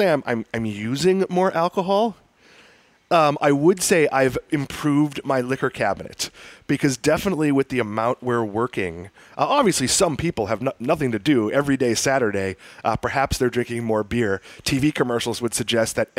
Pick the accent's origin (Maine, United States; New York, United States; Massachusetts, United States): Massachusetts, United States; Swampscott; there are some places where I grew up in Swampscott, Massachusetts that I love